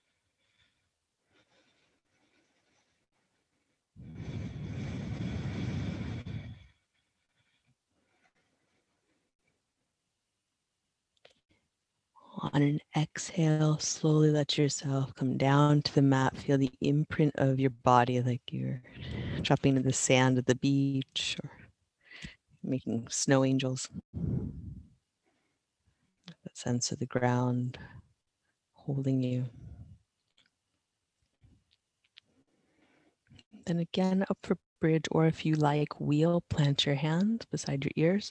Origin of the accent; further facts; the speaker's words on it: East Coast, United States; moved away; I'm from the East Coast